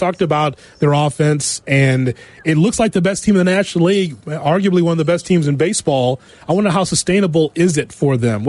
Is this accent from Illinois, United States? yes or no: yes; Chicago, Illinois, United States